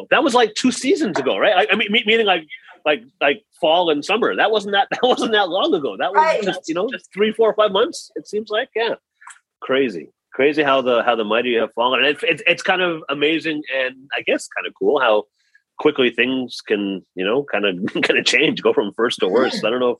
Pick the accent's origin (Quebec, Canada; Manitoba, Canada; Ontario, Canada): Ontario, Canada; Toronto; I grew up in Toronto, born and raised